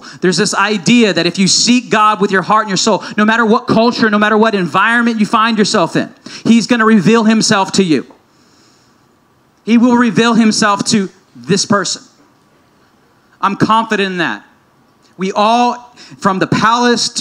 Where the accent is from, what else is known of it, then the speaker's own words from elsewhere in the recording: United States; me as an American Christian